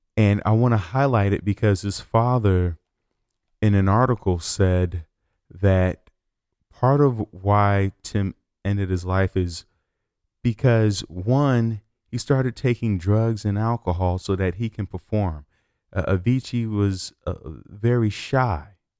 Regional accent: Chicago, Illinois, United States; moved away; I'm from Chicago

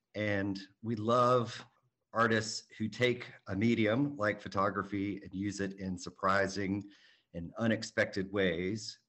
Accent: Atlanta, Georgia, United States; also born or lived in New York; I grew up here in Atlanta

